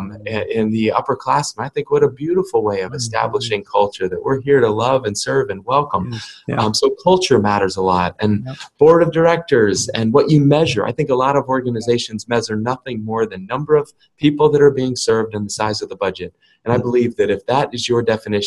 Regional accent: New England, United States; my experience growing up in New England was that it was a great place

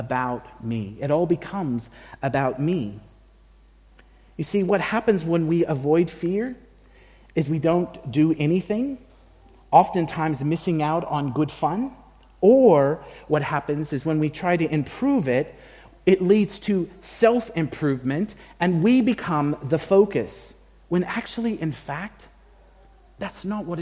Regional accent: United States; now in Australia; I can say that as an American and a Mexican American at that.

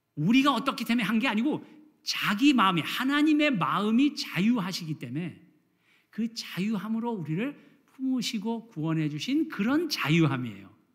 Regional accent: South Korea; now in United States; 우리 한국에서 자란 사람들은

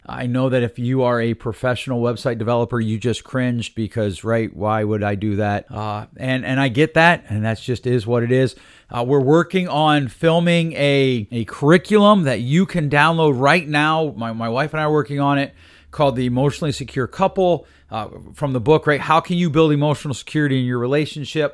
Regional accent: Northeast Pennsylvania, United States; where I grew up out in Northeast P

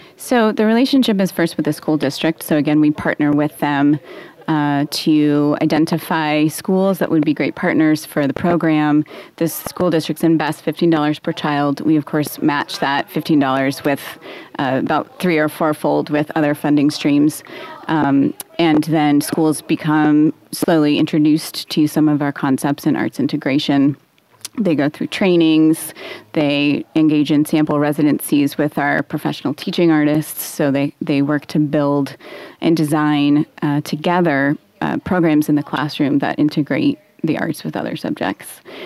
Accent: Portland, Oregon, United States; I grew up in Northeast Portland, so I was in PPS all the way.

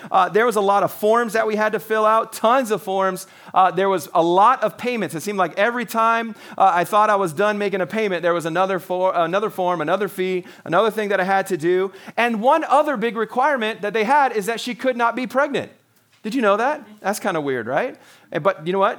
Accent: Canada; I'm a Canadian

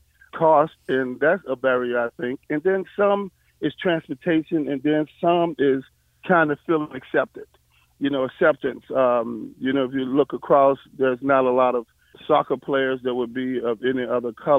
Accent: Lynchburg, Virginia, United States; I am from Lynchburg. I grew up on White Rock Hill

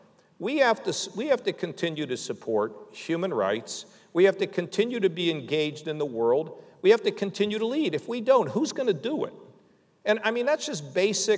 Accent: Pittsburgh, Pennsylvania, United States; now in Ohio, United States; I grew up in Pittsburgh.

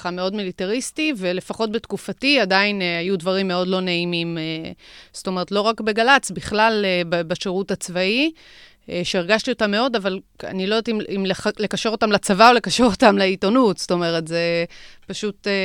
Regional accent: Jerusalem District, Israel; מאזור ירושלים.

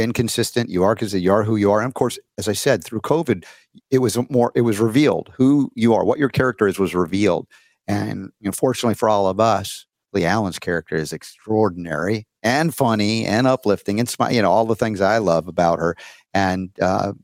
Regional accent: Georgia, United States; moved away as an adult; I grew up in Georgia for 30 years

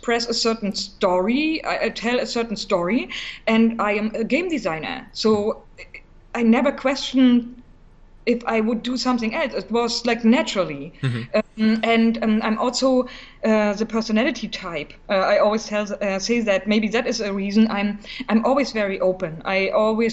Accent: East Germany, Germany; English is a second language; also born or lived in Berlin; I'm from East Germany originally, mm-hmm. and I was very small

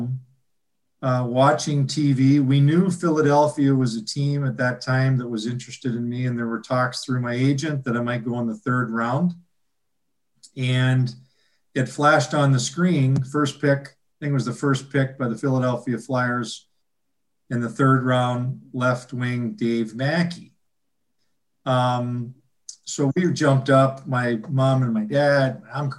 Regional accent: Vancouver, British Columbia, Canada; moved away as an adult; also born or lived in Milwaukee / Midwest; I'm from Vancouver

